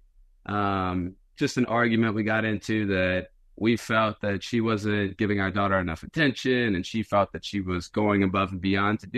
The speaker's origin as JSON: {"language": "English", "area": "outside New Orleans", "region": "Louisiana", "country": "United States", "tie": "born or raised there", "said": "small town, basically in the swamp outside of New Orleans"}